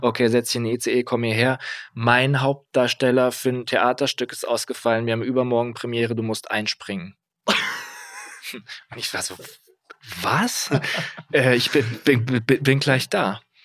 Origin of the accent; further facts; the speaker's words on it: Kassel, Hesse, Germany; moved away; ich komme aus Kassel, so ein bisschen ländlich alles.